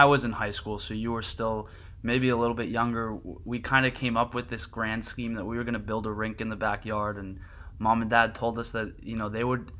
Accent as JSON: {"language": "English", "region": "New Jersey", "country": "United States", "tie": "born or raised there", "said": "growing up in South Jersey, it was only going to be cold enough to skate on half the rink for maybe 1 week a year."}